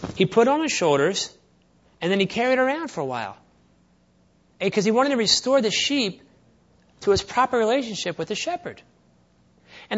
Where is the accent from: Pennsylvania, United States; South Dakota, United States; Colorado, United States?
Pennsylvania, United States; Philadelphia; when I was growing up in Philadelphia